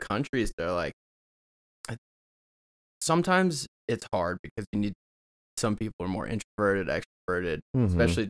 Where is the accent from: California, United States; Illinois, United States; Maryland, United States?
Illinois, United States; Chicago area; moved away as an adult; now in Colorado, United States; From a small town on the outskirts of Chicago, so the suburbs.